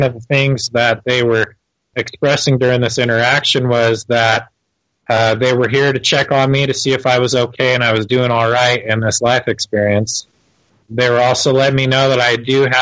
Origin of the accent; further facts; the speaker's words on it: Torrance, California, United States; now in Utah, United States; I was born in Torrance, California.